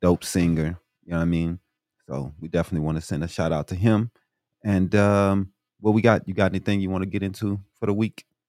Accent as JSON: {"language": "English", "region": "Illinois", "country": "United States", "moved": "yes", "lives_now": "Arizona, United States", "said": "I'm from Illinois myself"}